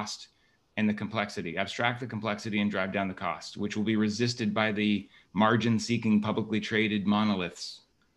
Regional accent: Waterloo, Ontario, Canada; I was born and raised in Waterloo, Ontario, Canada

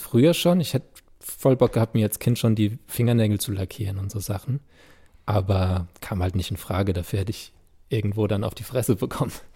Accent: Landau, Rhineland-Palatinate, Germany; first language German; an Gottramstein, wo ich aufgewachsen bin

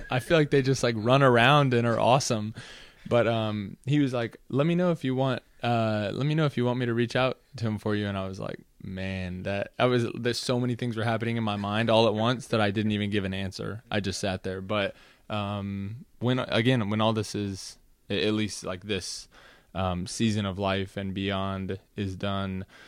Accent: Austin, Texas, United States; also born or lived in Los Angeles, California / Washington D.C. / Virginia; I would claim Austin, Texas, as my hometown, having grown up there since I was about ten

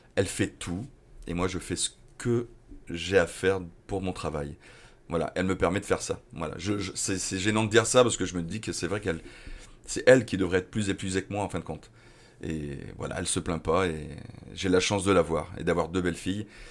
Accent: Dunkirk, Hauts-de-France, France; also born or lived in Lille; je suis de Dunkerque

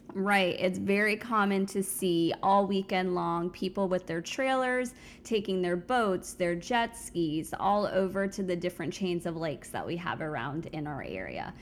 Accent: South Florida, United States; now in Central Florida, United States; I grew up in South Florida

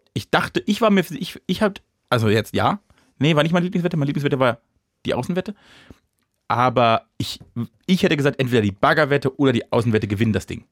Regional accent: Germany; dann bin ich Deutscher genug

